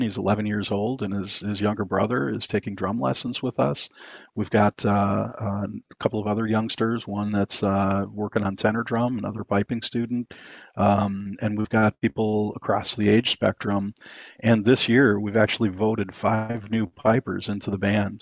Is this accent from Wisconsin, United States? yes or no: yes; Wisconsin, United States; moved away; I'm actually from Wisconsin originally, and uh, that's oh, that's the that's the dairy state here in the U.S.